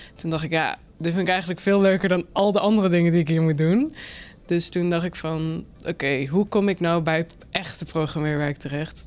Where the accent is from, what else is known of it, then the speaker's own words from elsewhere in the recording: Limburg, Netherlands; moved away as an adult; also born or lived in Utrecht; now in Nieuwegein, Netherlands; ik woon nu in Nieuwegein, maar kom eigenlijk uit Limburg